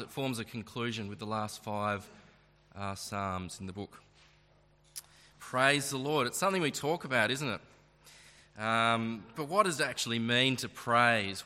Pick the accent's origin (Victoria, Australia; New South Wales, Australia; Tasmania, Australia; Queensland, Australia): Tasmania, Australia; Launceston; I'm a local, I am born and bred from this uh, fair ground here